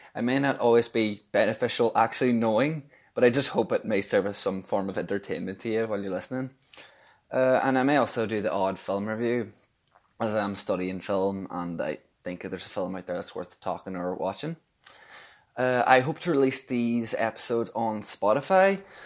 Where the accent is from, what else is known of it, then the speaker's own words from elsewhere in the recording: Donegal, Ulster, Ireland; I'm from Donegal